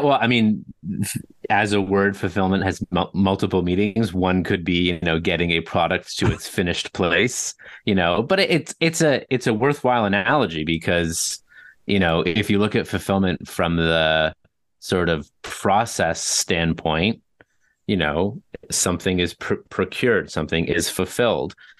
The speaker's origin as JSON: {"language": "English", "town": "Toronto", "region": "Ontario", "country": "Canada", "tie": "born or raised there", "said": "born and raised in Toronto"}